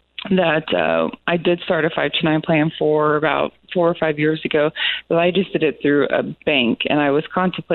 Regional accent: Illinois, United States; I'm from Illinois

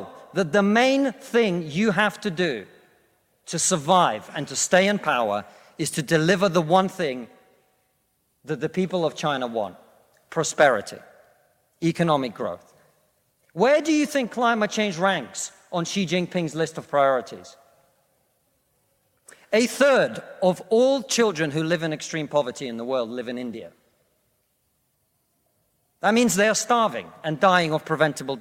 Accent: Russia; now in United Kingdom; I come from Russia, which is not a poor country

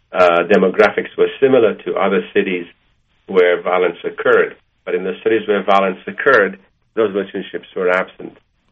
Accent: Malaysia; also born or lived in Egypt; now in United States; I didn't have Jewish friends until I came to America, because I grew up in Malaysia and Egypt

